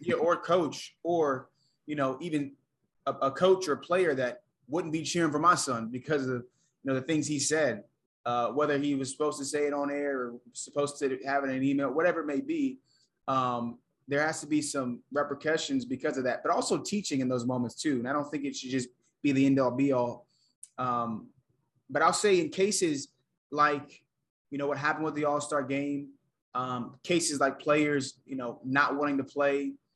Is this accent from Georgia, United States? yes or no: yes; Atlanta, Georgia, United States; moved away; also born or lived in South Carolina; I was born in Atlanta, had both my parents, went to college, right? Grew up in the suburbs